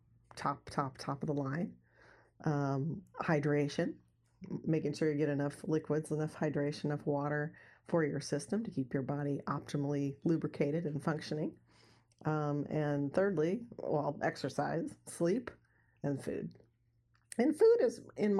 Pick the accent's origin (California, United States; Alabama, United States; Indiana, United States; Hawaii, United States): California, United States; Santa Barbara; I grew up in Santa Barbara, California, which is in Southern California, right on the beach